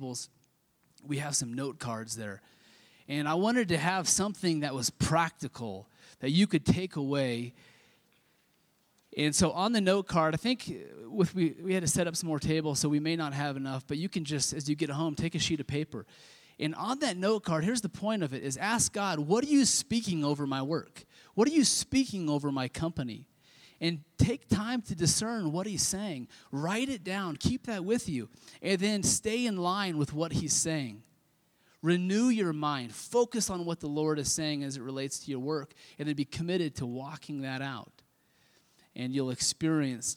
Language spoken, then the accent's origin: English; Kansas, United States; I grew up in Kansas